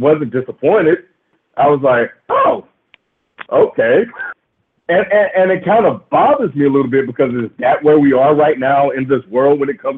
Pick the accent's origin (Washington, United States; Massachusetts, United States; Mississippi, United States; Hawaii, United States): Mississippi, United States; I grew up in the South. I grew up in Mississippi